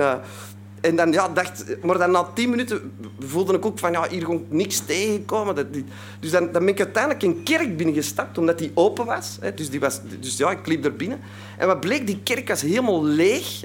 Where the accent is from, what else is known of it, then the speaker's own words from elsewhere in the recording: Antwerp, Flanders, Belgium; ik kom uit Antwerpen, hè, dat zult u al horen, dus uit België